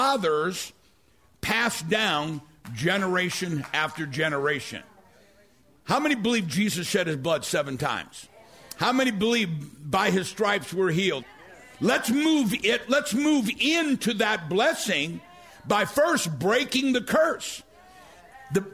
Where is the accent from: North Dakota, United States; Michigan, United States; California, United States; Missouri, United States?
Missouri, United States; St. Louis; I'm from South St. Louis.